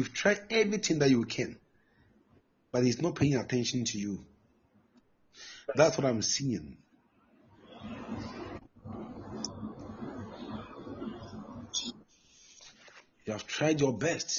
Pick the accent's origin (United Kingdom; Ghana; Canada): Ghana; Mampong, Ashanti; I'm from Asante Mampo.